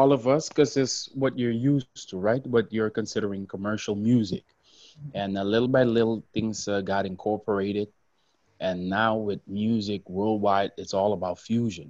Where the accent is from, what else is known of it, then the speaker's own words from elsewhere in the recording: Curaçao; first language Papiamento; English is a second language; I was born in Curacao, which is part of the ABC Islands in the South Caribbean off the coast of Venezuela. And Papiamento is the most prevalent language where I'm from.